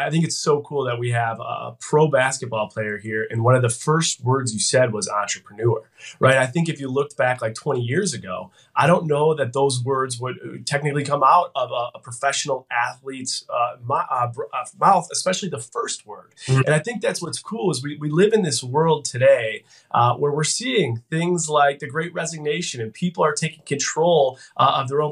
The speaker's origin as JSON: {"language": "English", "town": "Buffalo", "region": "New York", "country": "United States", "tie": "born or raised there", "said": "born and raised in Buffalo, New York"}